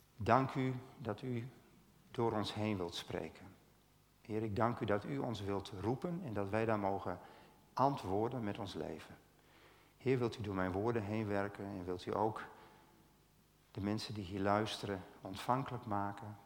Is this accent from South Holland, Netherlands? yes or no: no; Stiens, Friesland, Netherlands; ik kom uit Stiens